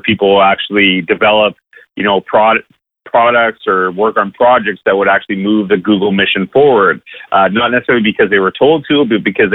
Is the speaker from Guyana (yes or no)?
no; Canada; I'm from Canada